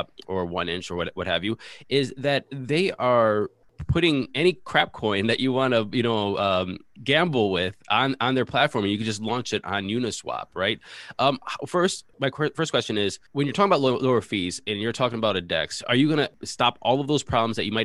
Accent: United States; I am American

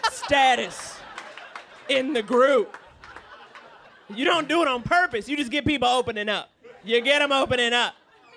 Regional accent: New York City, New York, United States; I grew up in Harlem

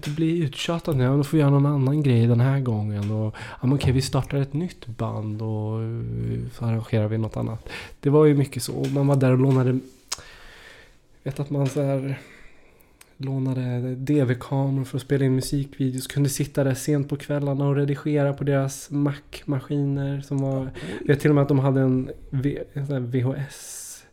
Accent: Trollhättan, Västra Götaland, Sweden; Du åker genom Trollhättan och så ska du ut mot Lidköping

